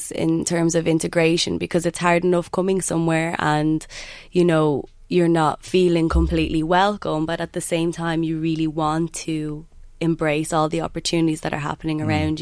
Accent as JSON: {"language": "English", "country": "Ireland", "accent": "Irish", "said": "I'm Irish"}